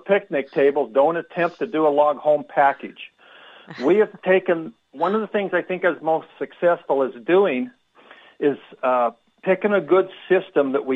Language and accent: English; Montana, United States; moved away as an adult; also born or lived in Salt Lake City, Utah; I was from Montana, living in Salt Lake City at the time.